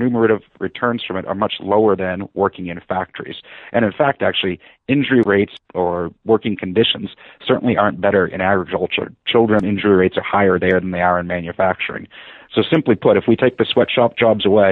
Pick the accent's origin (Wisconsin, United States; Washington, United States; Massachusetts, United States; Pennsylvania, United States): Massachusetts, United States; Haverhill; I grew up in what was known as the Shoe City of Haverhill, Massachusetts